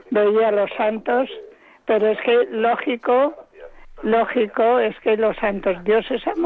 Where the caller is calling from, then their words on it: Móstoles, Community of Madrid, Spain; me eh, llamo, soy, llamo de Móstoles